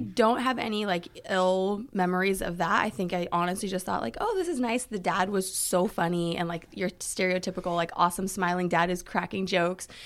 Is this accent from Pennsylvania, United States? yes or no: no; California, United States; also born or lived in Thermopolis, Wyoming; in my formative years from kindergarten on, have been in California